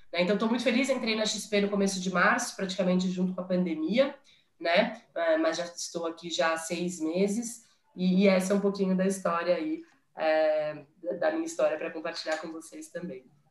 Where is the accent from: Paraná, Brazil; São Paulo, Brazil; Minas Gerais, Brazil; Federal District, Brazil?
São Paulo, Brazil; also born or lived in United States; sou de São Paulo